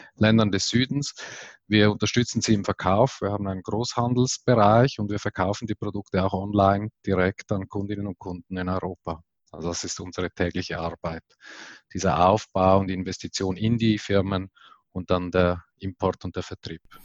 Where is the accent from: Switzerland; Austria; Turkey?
Switzerland; bei uns in der Schweiz